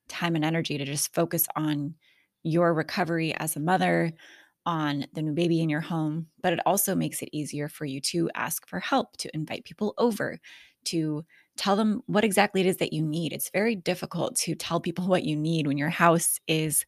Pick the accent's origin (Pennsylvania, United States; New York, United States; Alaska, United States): Alaska, United States; I'm also from Alaska